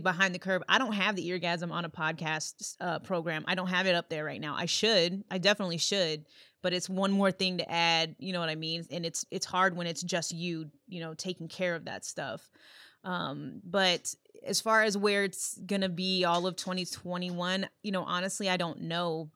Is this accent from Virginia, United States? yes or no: yes; Yorktown, Virginia, United States; also born or lived in Illinois; now in Minnesota, United States; grew up in Yorktown, Virginia, but then, you know, lived in Illinois for the most of my life